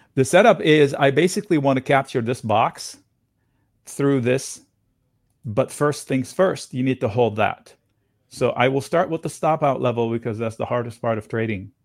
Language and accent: English; Beirut, Beirut Governorate, Lebanon; moved away; I grew up in East Beirut